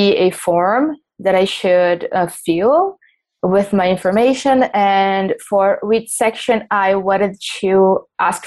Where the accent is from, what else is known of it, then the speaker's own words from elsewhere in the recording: São Paulo, Brazil; English is a second language; I'm from Brazil, São Paulo